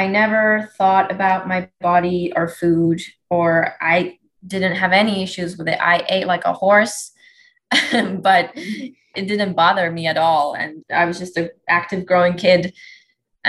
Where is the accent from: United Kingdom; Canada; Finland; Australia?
Finland; Helsinki, Uusimaa; moved away as an adult; now in Atlanta, United States; I'm originally from Helsinki, Finland